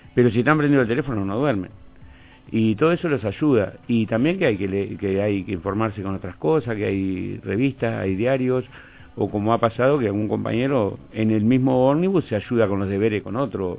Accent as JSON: {"language": "Spanish", "town": "Villa Soriano", "region": "Soriano", "country": "Uruguay", "tie": "born or raised there", "also_born_or_lived": "Fray Bentos / Montevideo", "moved": "yes", "said": "nací en el campo. Y sí, me crié en Villasoriano"}